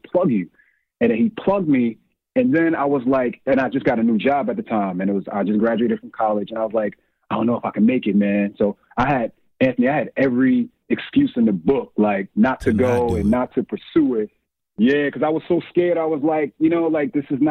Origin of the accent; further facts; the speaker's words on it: New York City, New York, United States; I grew up in Bed-Stuy, Brooklyn. I actually still live in Bed-Stuy, Brooklyn, and I'm from old Brooklyn